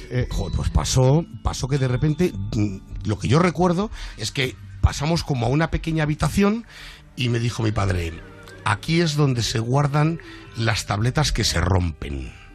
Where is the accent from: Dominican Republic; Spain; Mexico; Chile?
Spain; Madrid, Community of Madrid; born or raised there